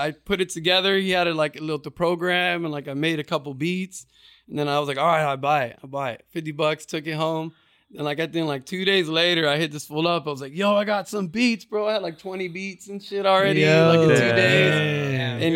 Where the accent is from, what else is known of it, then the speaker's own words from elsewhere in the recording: Garden Grove, California, United States; also born or lived in Moreno Valley, California; Like, this is where I grew up. I was born in Garden Grove. You know, my parents met in Santa Ana. Like, you know, I'm a product of Orange County